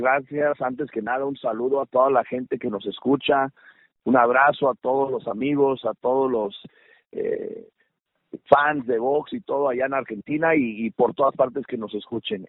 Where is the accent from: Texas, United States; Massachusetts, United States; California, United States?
California, United States; San Francisco; moved away as an adult; also born or lived in Mérida, Yucatán, Mexico; crezco en, en la época de los ochentas, eh, en un en un barrio muy fuerte, que era el, distrito de la Misión